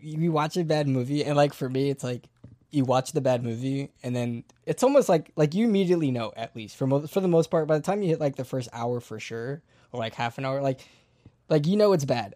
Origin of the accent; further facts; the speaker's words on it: United States; me as an American